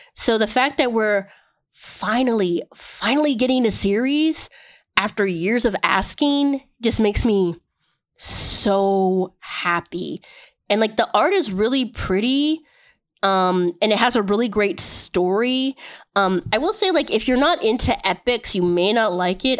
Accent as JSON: {"language": "English", "country": "United States", "said": "I am American"}